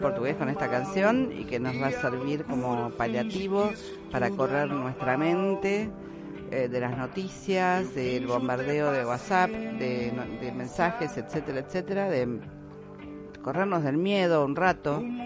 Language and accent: Spanish; Argentina; acá en mi país, en Argentina